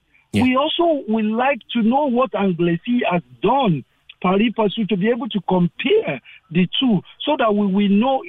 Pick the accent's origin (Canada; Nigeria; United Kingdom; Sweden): Nigeria; moved away as an adult; now in Ireland; I am originally from Nigeria, okay.